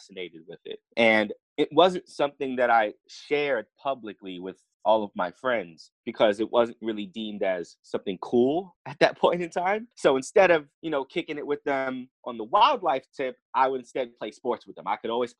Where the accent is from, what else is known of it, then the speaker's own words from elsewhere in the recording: New York City, New York, United States; moved away as an adult; now in Atlanta, United States; growing up in the Bronx made me who I am today